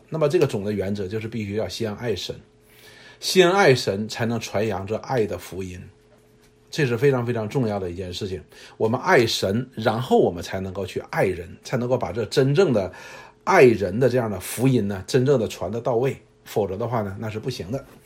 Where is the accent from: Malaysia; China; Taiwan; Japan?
China; 我们中国人